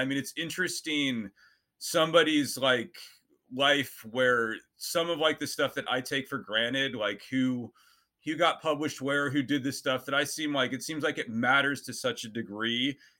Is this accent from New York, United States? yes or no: no; Nevada, United States; I'm from Nevada, and I grew up in a pretty non kind of literary environment.